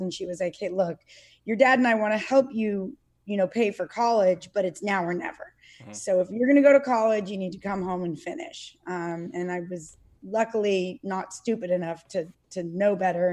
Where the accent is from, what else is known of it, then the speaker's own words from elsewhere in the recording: South Lake Tahoe, California, United States; also born or lived in Santa Cruz, California; I was born and raised in South Lake Tahoe, California